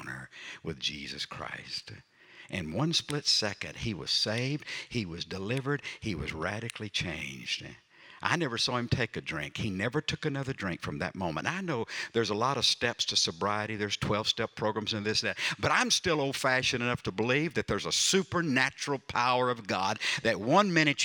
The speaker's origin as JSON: {"language": "English", "town": "Sour Lake", "region": "Texas", "country": "United States", "said": "I'm from Sour Lake, Texas."}